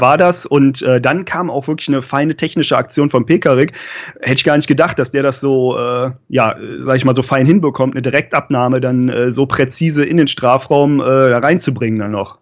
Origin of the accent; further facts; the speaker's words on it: Cologne, North Rhine-Westphalia, Germany; ich komme ja aus der Region Köln